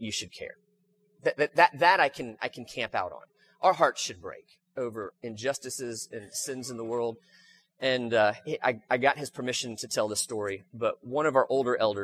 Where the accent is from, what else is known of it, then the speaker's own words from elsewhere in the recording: United States; I am an American. And if you've never heard me say this before, I love being an American